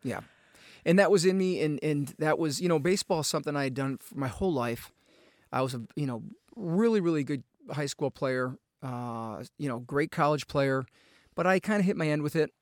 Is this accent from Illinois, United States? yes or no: yes; outside of Chicago, Illinois, United States; moved away as an adult; also born or lived in Asheville, North Carolina; I grew up outside of Chicago.